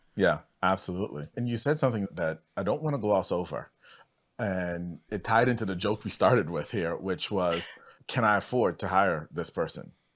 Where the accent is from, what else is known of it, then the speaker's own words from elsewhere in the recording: Trinidad & Tobago; I'm actually from Trinidad, too